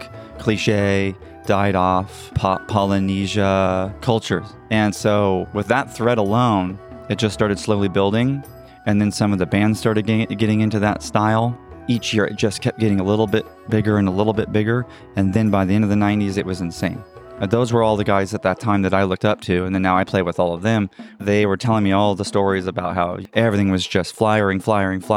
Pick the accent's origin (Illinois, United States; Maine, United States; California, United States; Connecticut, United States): California, United States; San Diego; North San Diego, my hometown.